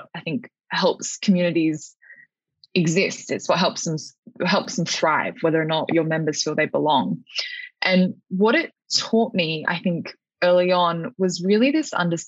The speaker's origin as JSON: {"language": "English", "town": "Alice Springs", "region": "Northern Territory", "country": "Australia", "tie": "born or raised there", "moved": "yes", "said": "spending the first decade or so of my life growing up in Alice Springs"}